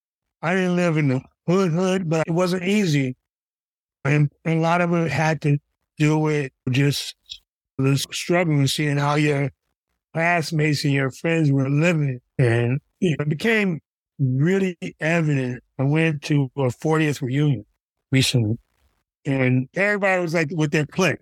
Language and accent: English; Detroit, Michigan, United States; I'm from Detroit